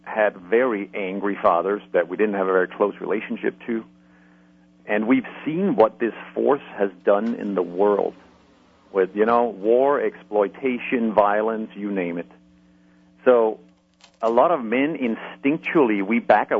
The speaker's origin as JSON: {"language": "English", "country": "Denmark", "moved": "yes", "said": "I'm originally from Denmark"}